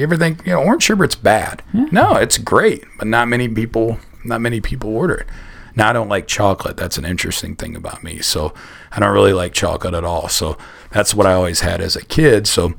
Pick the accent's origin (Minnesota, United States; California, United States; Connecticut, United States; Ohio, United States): Ohio, United States; Akron; I'm from Akron